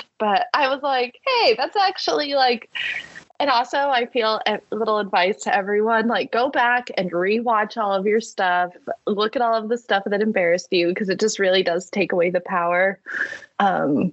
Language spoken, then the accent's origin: English; Wyoming, United States; now in Bay Area, United States; I'm from Wyoming